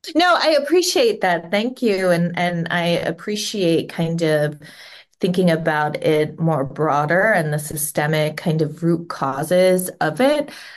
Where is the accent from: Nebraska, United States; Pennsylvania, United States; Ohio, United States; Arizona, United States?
Ohio, United States; Cincinnati; moved away as an adult; now in Southern California, United States; I was born and raised around Cincinnati, Ohio